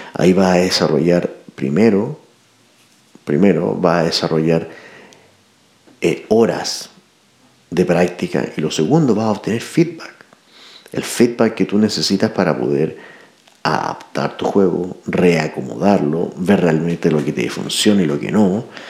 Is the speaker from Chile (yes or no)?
yes; Chile; nos pongan el, a prueba como chilenos